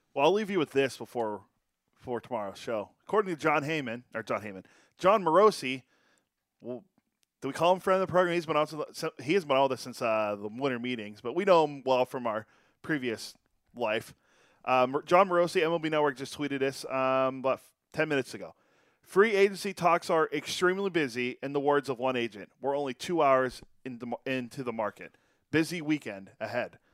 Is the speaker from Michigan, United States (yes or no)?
no; Pittsburgh, Pennsylvania, United States; I grew up in Pittsburgh